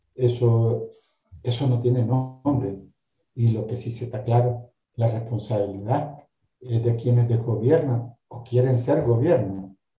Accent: León, Nicaragua; yo soy nacido en la ciudad de León, como ciudadano nicaragüense y abogado

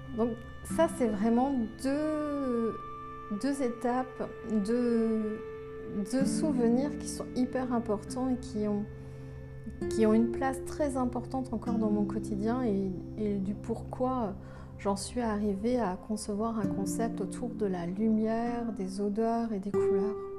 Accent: Saint-Nazaire, Pays de la Loire, France; je suis née à Saint-Nazaire en mille neuf cent soixante et onze

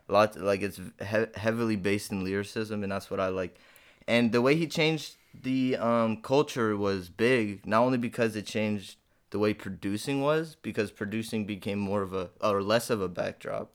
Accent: Detroit, Michigan, United States; now in Texas, United States; I'm from Detroit

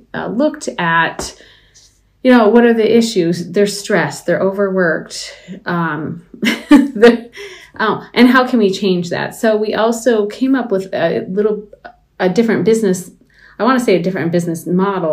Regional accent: Baraga, Michigan, United States; I grew up in Baraga

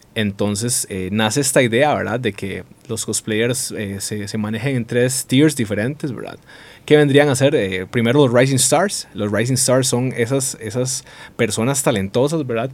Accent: Costa Rica

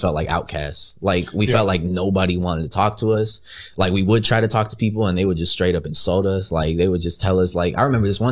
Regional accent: Bell Gardens, California, United States; Originally, I was born in Bell Gardens, California.

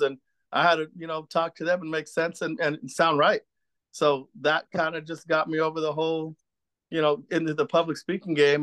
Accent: San Gabriel Valley, California, United States; also born or lived in East Los Angeles, California / Boyle Heights, Los Angeles; I was born in East L A, as a matter of fact, in Boyer Heights, um, brought up in Almani, California

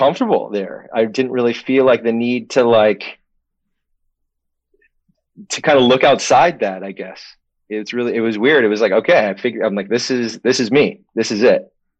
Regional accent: Maine, United States; also born or lived in Connecticut; I was born, and then we went directly to Maine, where there was a Navy base.

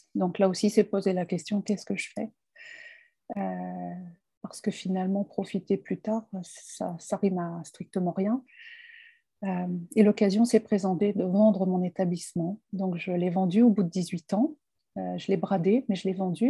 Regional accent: France; je suis française

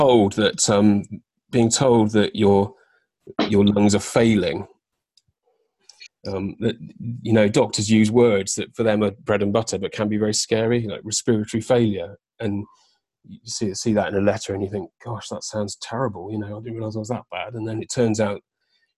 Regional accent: Devon, South West England, United Kingdom; also born or lived in London; I moved from London, where I was living, back down to Devon, which is where my family are

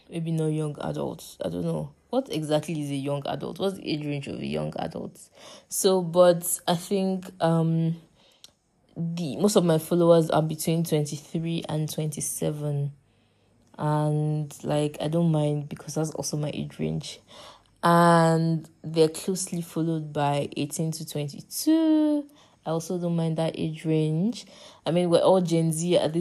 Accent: Nigeria; I am from Nigeria and I live in Nigeria

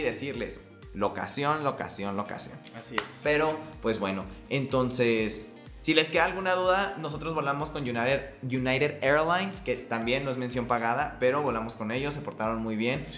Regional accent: Mexico; nosotros que somos de México

